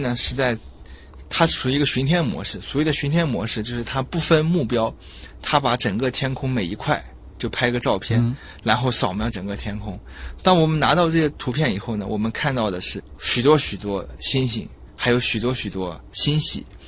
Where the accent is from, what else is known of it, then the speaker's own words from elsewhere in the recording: Zhejiang, China; moved away as an adult; now in Shanghai, China; 我的老家是浙江